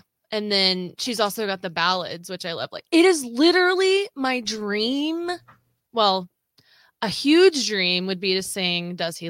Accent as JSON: {"language": "English", "region": "Southwest Missouri", "country": "United States", "tie": "born or raised there", "said": "growing up in Southwest Missouri and they happen all the time here."}